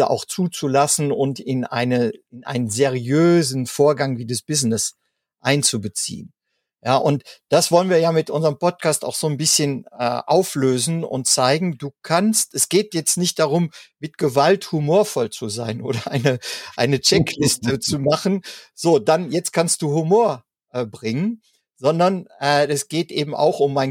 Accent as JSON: {"language": "German", "country": "Germany", "said": "gerade bei uns in Deutschland, ne, gibt es ja das Sprichwort zum Lachen in den Keller gehen."}